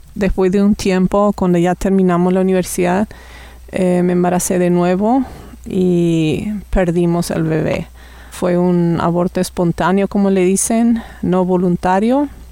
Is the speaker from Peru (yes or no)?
no; Paraguay; moved away as an adult; now in Canada; hace casi cuatro años que vivimos por Canadá y originalmente soy de Paraguay también